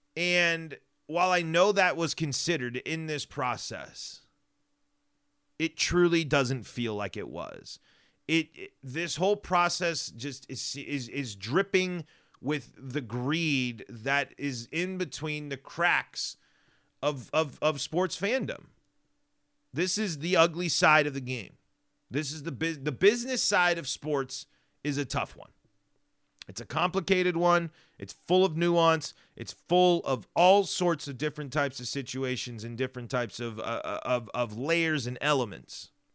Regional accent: Denver, Colorado, United States; moved away; I don't get to go back to Denver nearly as much as I'd like to.

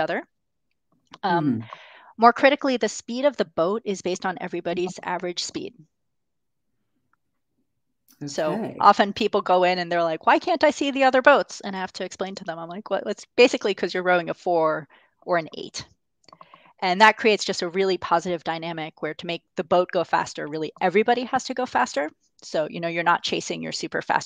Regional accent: Boston, Massachusetts, United States; Boston in particular, which is my hometown.

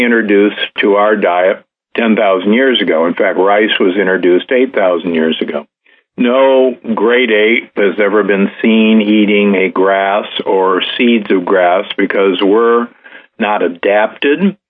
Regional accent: United States; moved away; also born or lived in Omaha, Nebraska / Milwaukee, Wisconsin; I grew up in Omaha, Nebraska and Milwaukee, Wisconsin

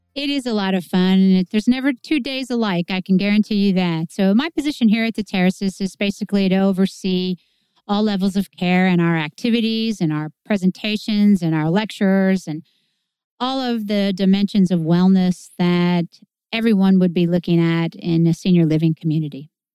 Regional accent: Clinton, Illinois, United States; I was born in Clinton

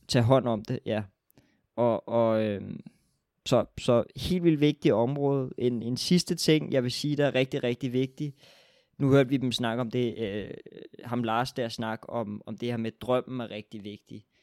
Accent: Denmark

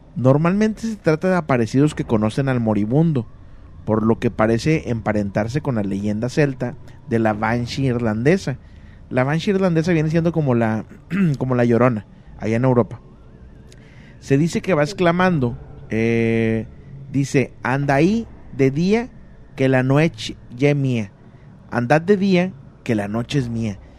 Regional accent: State of Mexico, Mexico; del Estado de México

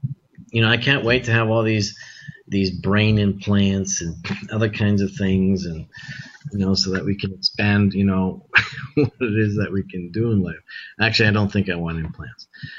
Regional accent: Mexico; moved away; you know, in parks that, you know, were endless, you know, when I was growing up in Mexico.

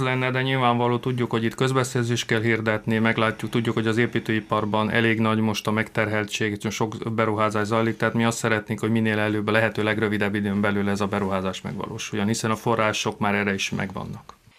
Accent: Prekmurje, Slovenia; akik itt születtünk

